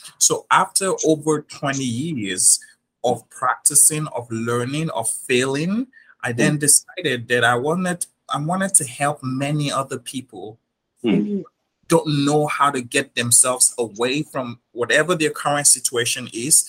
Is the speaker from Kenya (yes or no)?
no; Nigeria; moved away as an adult; now in New York, United States; I was born and raised in Nigeria